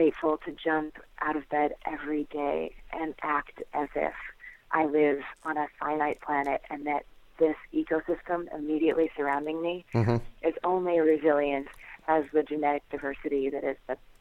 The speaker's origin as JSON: {"language": "English", "town": "Naples", "region": "New York", "country": "United States", "tie": "born or raised there", "said": "I grew up in the Finger Lakes of upstate New York"}